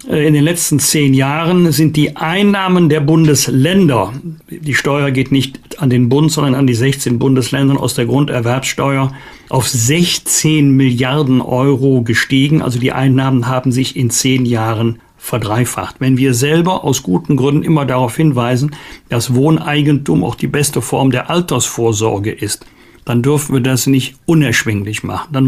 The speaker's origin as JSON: {"language": "German", "town": "Bergisch Gladbach", "region": "North Rhine-Westphalia", "country": "Germany", "tie": "born or raised there", "said": "Leider ist ja dieser Kindesmissbrauchskomplex verbunden mit dem Namen meiner Heimatstadt Bergisch Gladbach."}